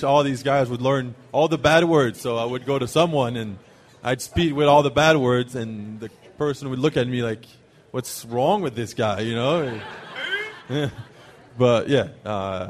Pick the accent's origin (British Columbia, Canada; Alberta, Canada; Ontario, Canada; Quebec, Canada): Quebec, Canada; Montreal; first language French; English is a second language; moved away as an adult; also born or lived in Auburn, Alabama; now in Minnesota, United States